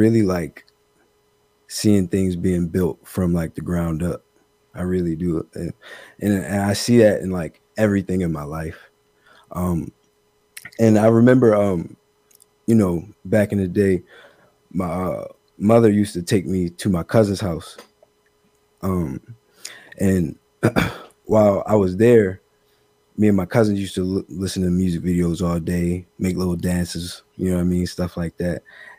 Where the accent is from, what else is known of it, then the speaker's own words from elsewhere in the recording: Severn, Maryland, United States; I am from Severn, Maryland, 175 Maryland